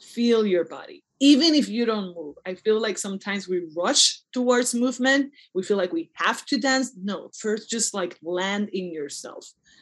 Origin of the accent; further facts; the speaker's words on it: Puerto Rico; I'm from Puerto Rico and I prefer my name in Spanish